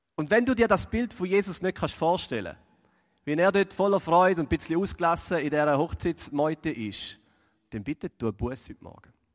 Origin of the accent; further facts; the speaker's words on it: Switzerland; als Schweizer